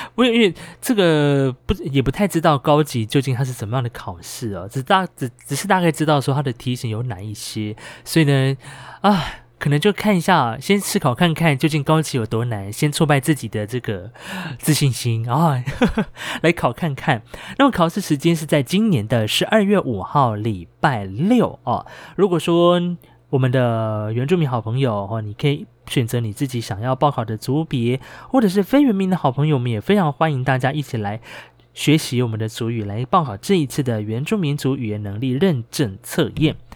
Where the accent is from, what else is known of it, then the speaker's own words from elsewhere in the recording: Hualien County, Taiwan; 我是来自于华联的阿美族